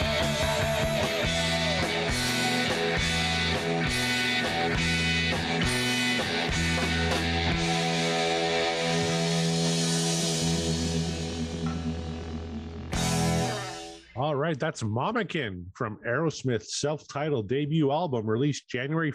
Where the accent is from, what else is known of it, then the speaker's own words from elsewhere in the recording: Canada; I'm Canadian